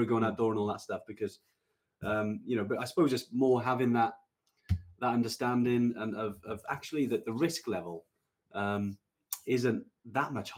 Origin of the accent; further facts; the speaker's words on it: Welsh, Wales, United Kingdom; I'm definitely Welsh, and but I don't speak the language